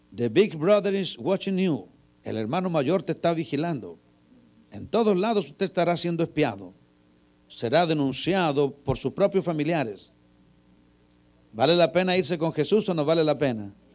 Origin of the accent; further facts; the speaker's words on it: Chile; Yo soy chileno